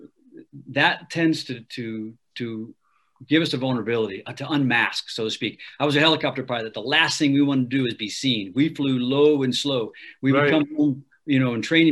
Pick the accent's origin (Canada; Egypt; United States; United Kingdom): United States; Ohio; I'm a Yankee. I'm from Ohio